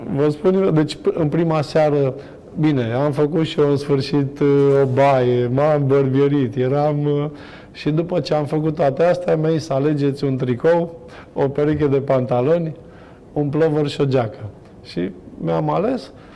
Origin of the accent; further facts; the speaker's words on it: Hunedoara, Hunedoara County, Romania; also born or lived in Germany; eu stau tot la Hunedoara sunt prieten cu foarte mulți încă din copilărie. Sunt colegi de-ai mei care, nu știu, am fost cu ei